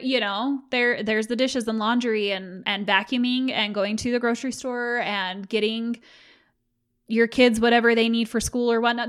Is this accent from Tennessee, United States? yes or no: no; Utah, United States; I was raised in Utah, and the dominant religion here